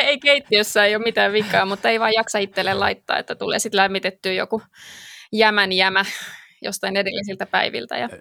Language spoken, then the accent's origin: Finnish; Espoo, Uusimaa, Finland; mä oon syntyperäinen espoolainen